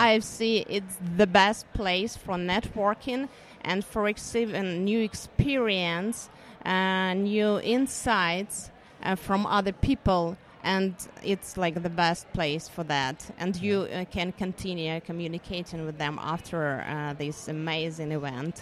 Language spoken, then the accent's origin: English; Ukraine; I'm from Ukraine